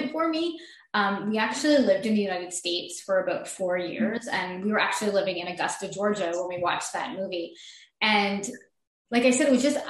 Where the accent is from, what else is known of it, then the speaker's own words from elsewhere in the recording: Montreal, Quebec, Canada; I am from Montreal, Quebec.